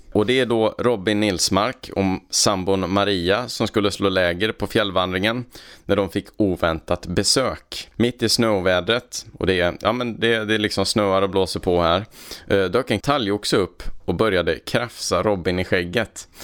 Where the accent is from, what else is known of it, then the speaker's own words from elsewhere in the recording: Värmland, Sweden; moved away; sen har jag varit hemma i Värmland en sväng och hälsat på mina föräldrar